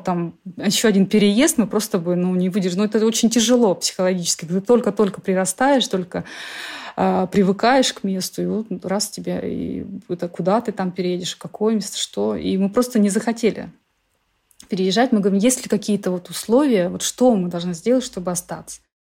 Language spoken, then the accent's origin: Russian; Shoria, Siberia, Kemerovo Oblast, Russia; moved away as an adult; now in Sweden; я представитель коренного народа. Мой народ, мы всегда жили на одной земле.